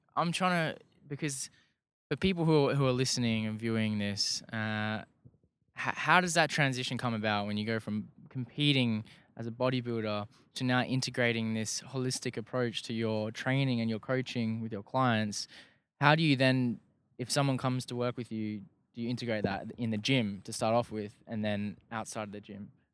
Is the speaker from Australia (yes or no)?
yes; Perth, Western Australia, Australia; I'm from Perth.